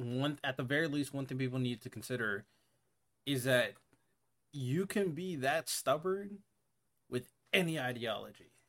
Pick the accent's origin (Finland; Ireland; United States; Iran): United States; Hawaii; moved away; I grew up in Hawaii.